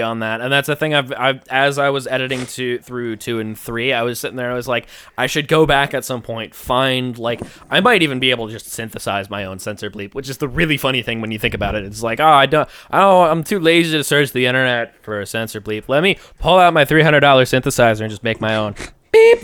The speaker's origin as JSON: {"language": "English", "area": "Long Island", "region": "New York", "country": "United States", "said": "did you know I'm from Long Island? I'm on Long Island, guys."}